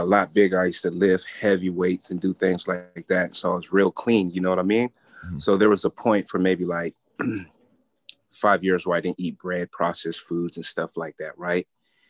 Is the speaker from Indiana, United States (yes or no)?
no; San Diego, California, United States; I'm from San Diego, California